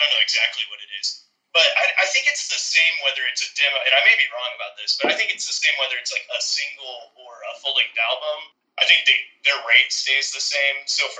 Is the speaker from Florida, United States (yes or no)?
no; Dallas, Texas, United States; moved away as an adult; also born or lived in California